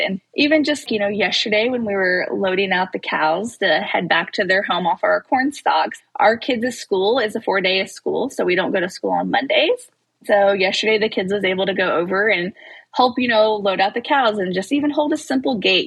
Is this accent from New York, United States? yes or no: no; Maysville, Missouri, United States; we live in Northwest Missouri. We're from Maysville, Missouri